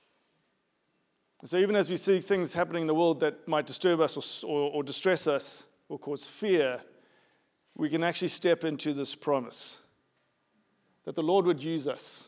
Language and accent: English; South Africa; also born or lived in United Kingdom; now in United States; growing up in South Africa